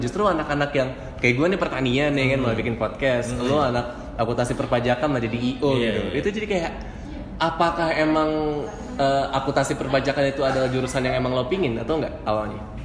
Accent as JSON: {"language": "Indonesian", "region": "Jakarta", "country": "Indonesia", "moved": "as an adult", "lives_now": "Palembang, Indonesia", "said": "gue orang Jakarta"}